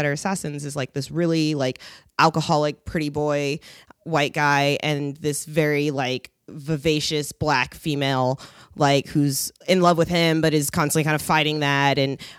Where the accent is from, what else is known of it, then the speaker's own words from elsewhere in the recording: Seattle, Washington, United States; I'm from Seattle originally.